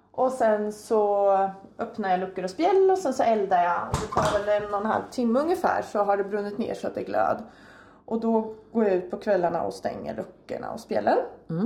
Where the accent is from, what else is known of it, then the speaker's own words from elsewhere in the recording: near Linköping, Östergötland, Sweden; moved away as an adult; also born or lived in Uppsala; Jag är uppväxt en mil härifrån ungefär